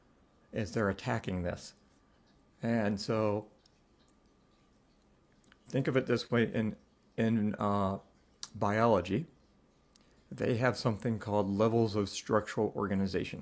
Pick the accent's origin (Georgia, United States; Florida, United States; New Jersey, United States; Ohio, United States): Ohio, United States; I grew up in Ohio, and that's where I'm living currently